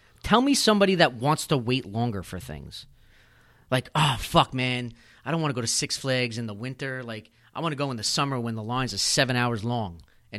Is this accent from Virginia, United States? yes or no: no; Wantagh, New York, United States; also born or lived in Bellmore, New York; I'm South Shore. I grew up in Wanto. I live in Belmore.